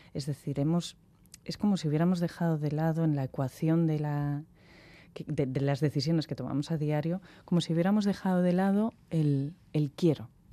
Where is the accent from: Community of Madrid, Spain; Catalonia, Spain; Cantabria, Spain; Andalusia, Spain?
Cantabria, Spain; Santander; yo soy de Santander